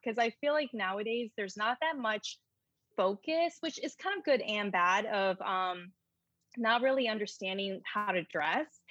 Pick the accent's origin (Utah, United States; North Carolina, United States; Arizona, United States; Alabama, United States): North Carolina, United States; moved away as an adult; also born or lived in New York City; now in Charlotte, United States; I grew up in North Carolina